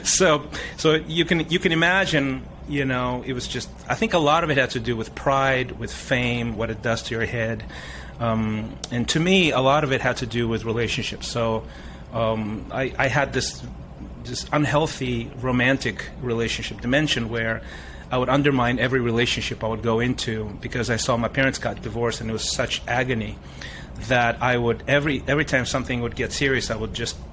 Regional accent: Russia; moved away; also born or lived in Africa; We moved from Africa back to the Soviet Union, which is where my mom is from

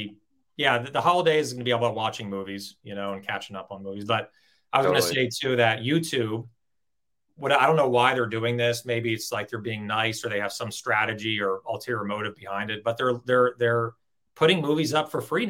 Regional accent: Los Angeles, California, United States; I grew up in Los Angeles, and I still live in Los Angeles.

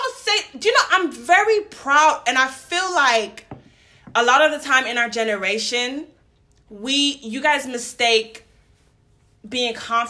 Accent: Brooklyn, New York, United States; Listen, I'm from New York. You know what I'm saying? From Brooklyn.

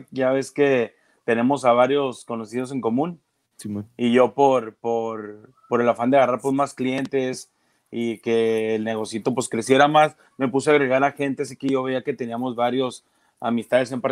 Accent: Mexico; Pues para qué le busco por otro lado si soy mexicano y es lo que, lo que más o menos sé hacer.

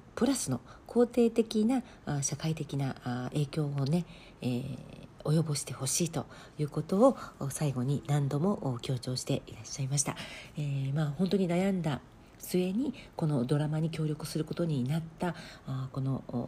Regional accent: Japan; moved away as an adult; now in South Korea; 私が日本出身

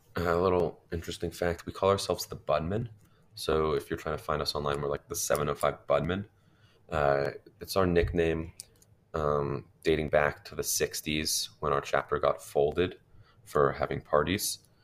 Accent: Denver, Colorado, United States; I'm a junior from Denver, Colorado, which is in the Rocky Mountain region

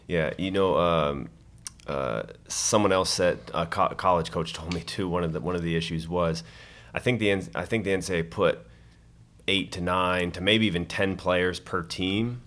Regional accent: Colorado, United States; moved away; I'm from Colorado

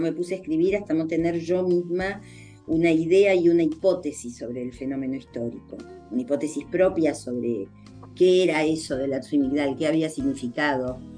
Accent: Argentina; nosotros hablamos español en la Argentina

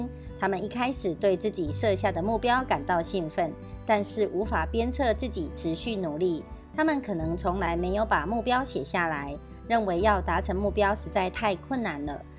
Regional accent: Miaoli County, Taiwan; 今天为大家导读的主题是

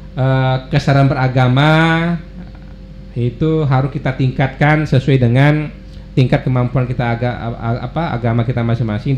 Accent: West Kalimantan, Indonesia; kita orang Kalimantan Barat hijrah ke Jakarta

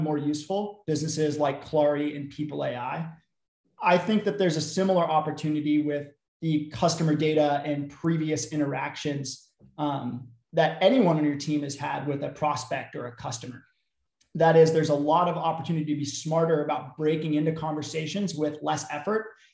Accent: Bay Area, California, United States; I was from the Bay Area, so after I graduated, couldn't find a great job off the bat, ended up moving back home

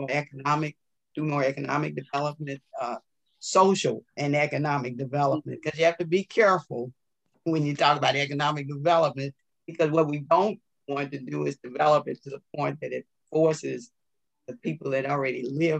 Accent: St. Louis, Missouri, United States; now in Ferguson, United States; I'm from St. Louis, born and bred in St. Louis. Raised and spent most of my childhood in North St. Louis, actually in Walnut Park.

